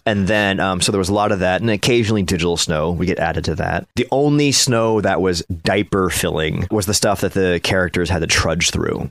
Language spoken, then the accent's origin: English; Ohio, United States; I was a half Asian kid growing up in Ohio